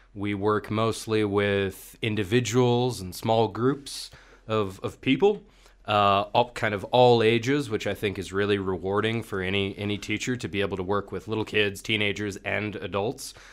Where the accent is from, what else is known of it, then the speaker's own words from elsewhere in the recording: Marin County, California, United States; moved away as an adult; now in Bulgaria; I come from San Francisco, California, or rather just north of there uh, Marin County, this uh, kind of place of sprawling redwoods in the Pacific Ocean